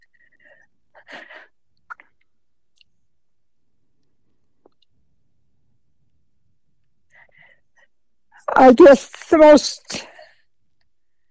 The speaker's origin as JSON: {"language": "English", "town": "Teton City", "region": "Idaho", "country": "United States", "tie": "born or raised there", "said": "I grew up in Teton City, Idaho."}